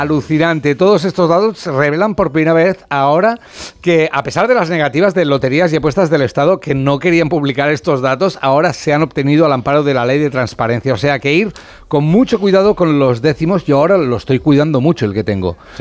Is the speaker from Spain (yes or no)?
yes; Catalonia, Spain; soy catalán